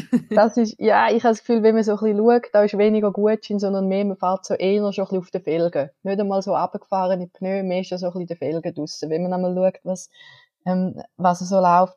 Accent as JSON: {"language": "German", "country": "Switzerland", "said": "bei uns in der Schweiz"}